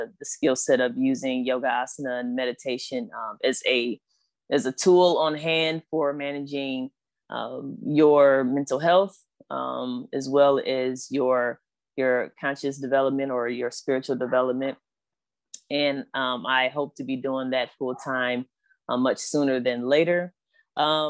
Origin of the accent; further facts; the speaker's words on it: Flint, Michigan, United States; I'm also a fellow Michigander. I'm from Flint, Michigan